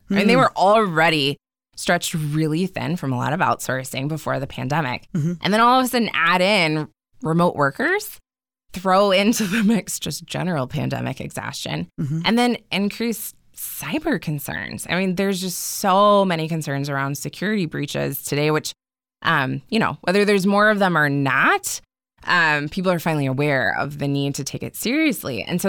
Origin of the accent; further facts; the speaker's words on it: Indiana, United States; And we talked earlier that I'm from Southern Indiana. I come from a family of farmers.